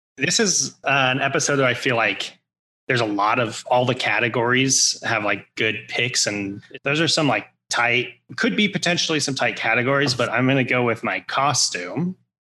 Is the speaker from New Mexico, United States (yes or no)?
yes; New Mexico, United States; now in Arizona, United States; growing up in New Mexico